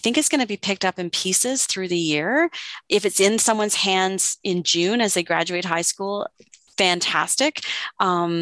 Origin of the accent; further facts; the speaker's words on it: Oakville, Ontario, Canada; now in Calgary, Canada; I grew up in what's now called Ontario, close maybe to where you are. I grew up in Oakville.